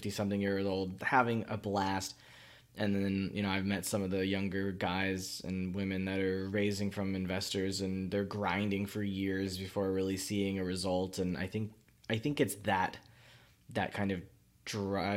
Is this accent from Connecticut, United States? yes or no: no; Miami, Florida, United States; moved away as an adult; also born or lived in Central China; I was raised in Miami. I was in South Florida, North Florida for the first 18, 22 years.